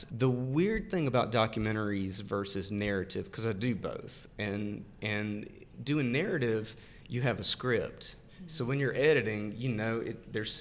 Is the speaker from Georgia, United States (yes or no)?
no; Montgomery, Alabama, United States; I grew up in Montgomery